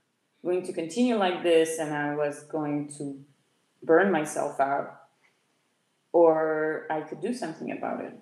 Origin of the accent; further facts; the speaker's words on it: France; moved away as an adult; also born or lived in Beirut, Lebanon / Luxembourg; now in Portugal; I was born in Lebanon, Beirut. Lebanon, not in U.S., Lebanon, the country. And my mother took me to France when I was around the age of four, fleeing